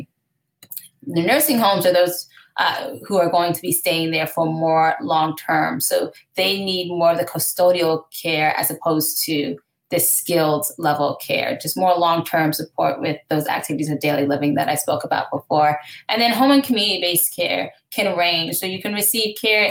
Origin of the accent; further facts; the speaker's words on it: Gaithersburg, Maryland, United States; now in New York City, United States; I'm actually from Gaithersburg, Maryland. So Montgomery.